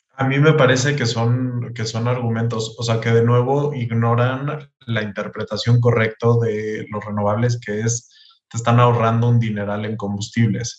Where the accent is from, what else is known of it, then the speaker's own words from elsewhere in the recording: Mexico; los mexicanos no vemos los movimientos en tiempo real